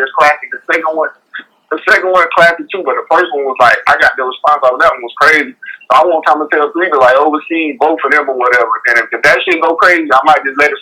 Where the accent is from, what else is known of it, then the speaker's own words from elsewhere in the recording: North Carolina, United States; I'm a country boy, you know, I'm from North Carolina